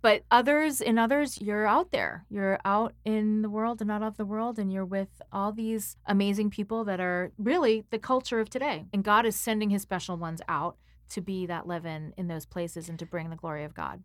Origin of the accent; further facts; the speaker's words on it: Boston, Massachusetts, United States; I come from Boston too